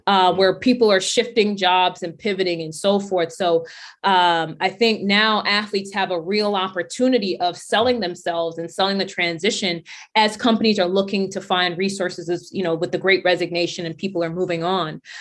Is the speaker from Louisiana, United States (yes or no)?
no; New York City, New York, United States; we grew up poor, so there wasn't a whole lot of, a lot of sneakers that we were getting. My sneakers were coming from Payless and Stride Right in Brooklyn, so I'm from Brownsville, Brooklyn.